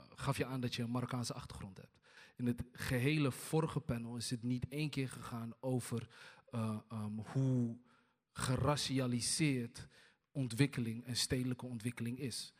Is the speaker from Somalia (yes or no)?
yes; Hargeisa, Somaliland, Somalia; now in Rotterdam, Netherlands; ik kom zelf uit Somalië, ook uit Hargeisa